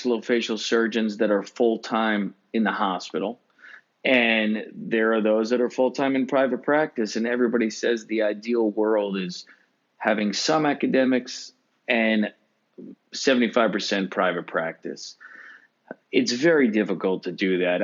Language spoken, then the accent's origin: English; Long Island, New York, United States; I grew up in Long Island